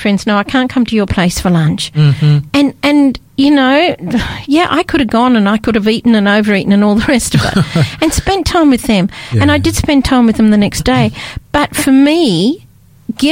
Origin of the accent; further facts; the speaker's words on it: Scotland, United Kingdom; also born or lived in Australia; now in Adelaide, Australia; I was brought up in Scotland